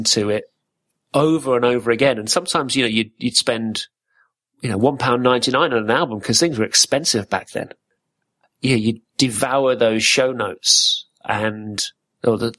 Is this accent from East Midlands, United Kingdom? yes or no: yes; Corby, East Midlands, United Kingdom; moved away; I grew up in Corby, which is in the Midlands